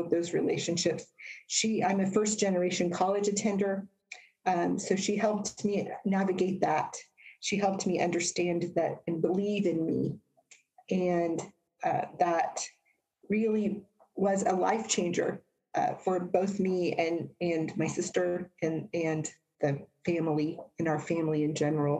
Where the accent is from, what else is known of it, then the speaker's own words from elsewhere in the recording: Indiana, United States; also born or lived in New Jersey; The majority of my childhood was here in Indiana